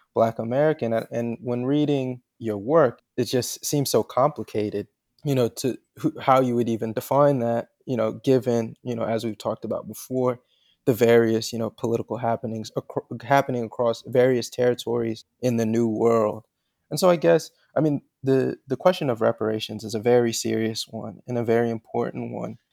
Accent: Charlotte, North Carolina, United States; I grew up in Charlotte, North Carolina

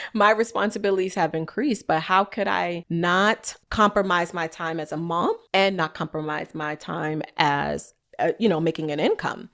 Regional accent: New York, United States; I'm from New York, y'all. So if y'all hear my little like go hard, it's just my New Yorker in me.

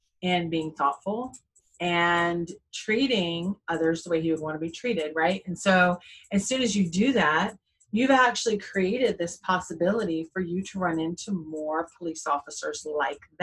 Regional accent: Jacksonville, Florida, United States; growing up in the South, growing up in Jacksonville, especially the Bible Belt

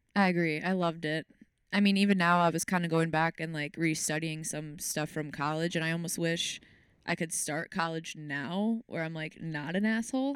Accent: Racine, Wisconsin, United States; moved away as an adult; also born or lived in Kenosha, Wisconsin; I was born in Racine, Wisconsin, the lovely Racine, Wisconsin.

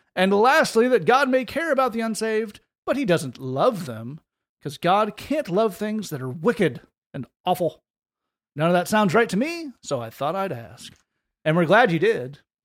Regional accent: Oak Ridge, Tennessee, United States; Lee and I grew up in Oak Ridge

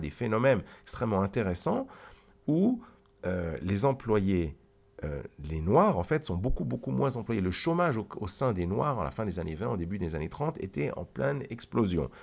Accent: Geneva, Switzerland; je viens de Genève, de Suisse.

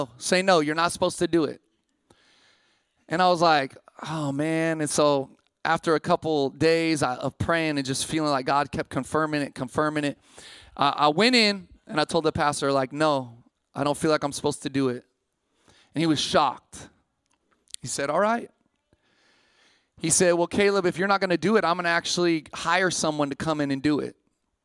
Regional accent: Sacramento, California, United States; moved away as an adult; also born or lived in Massachusetts; I grew up in Sac, but I ended up on the East Coast

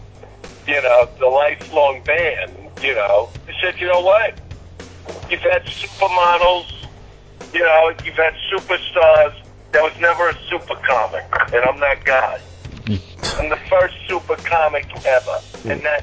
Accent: New York City, New York, United States; I am from Brooklyn

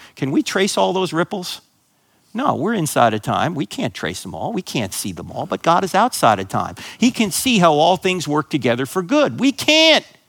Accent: New Jersey, United States; I grew up in New Jersey, so I grew up a New York Giant fan

